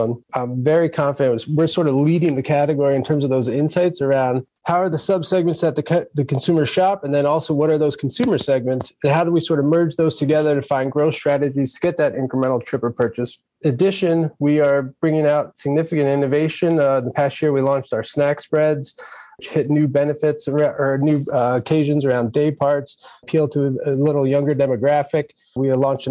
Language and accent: English; Philadelphia, Pennsylvania, United States; moved away; I'm originally from Philadelphia myself